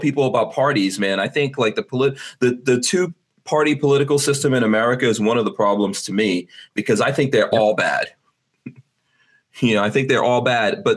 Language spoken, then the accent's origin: English; New York, United States; moved away; also born or lived in New Jersey; I grew up in New York